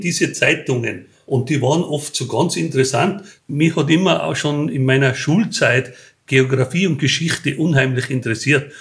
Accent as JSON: {"language": "German", "region": "Tyrol", "country": "Austria", "said": "bei uns in Tirol waren halt sehr viele kleine Unternehmer"}